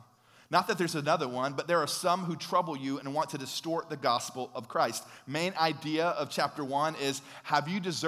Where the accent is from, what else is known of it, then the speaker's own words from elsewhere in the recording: United States; we're from America, the home of the free